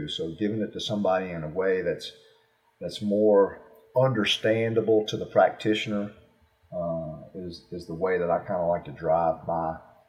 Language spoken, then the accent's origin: English; the South, United States; you know, I'm from the South, so I like barbecue, and I cook barbecue